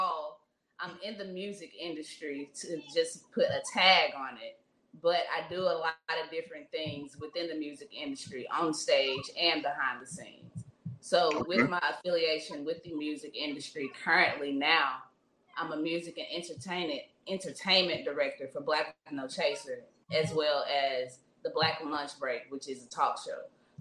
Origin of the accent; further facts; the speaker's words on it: Clarksdale, Mississippi, United States; moved away as an adult; now in Jackson, United States; I'm raised in the Delta, Clarksdale, Mississippi, to be exact. That's my hometown.